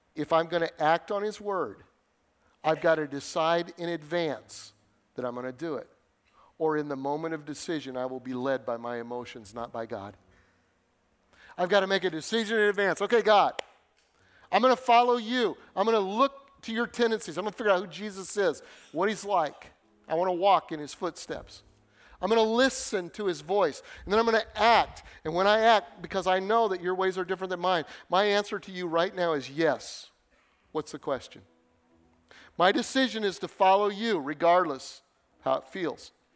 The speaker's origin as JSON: {"language": "English", "town": "Denver", "region": "Colorado", "country": "United States", "tie": "born or raised there", "also_born_or_lived": "Northern Illinois", "moved": "as an adult", "said": "I grew up in Denver in the city."}